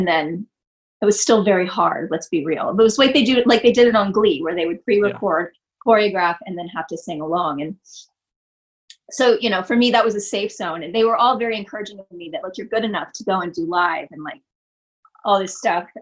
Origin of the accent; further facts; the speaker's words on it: outside Los Angeles, California, United States; also born or lived in Detroit, Michigan; I grew up outside of LA. I grew up first in Vista, and then, which is kind of a San Diego-y neighborhood, and then out toward San Bernardino, Riverside area